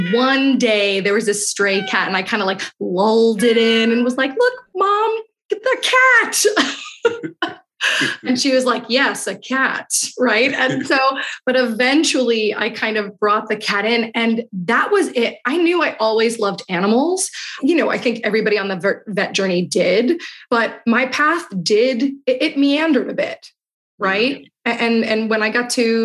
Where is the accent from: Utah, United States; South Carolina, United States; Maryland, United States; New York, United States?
New York, United States; New York City; I grew up in Queens, New York